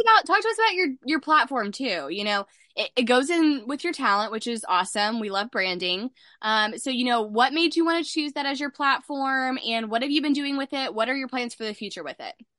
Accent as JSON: {"language": "English", "region": "Texas", "country": "United States", "said": "I'm from Texas."}